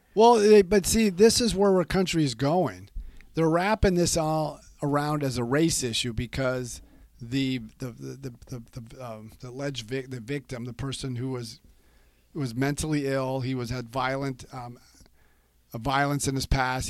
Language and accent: English; California, United States; moved away; I was born and raised in California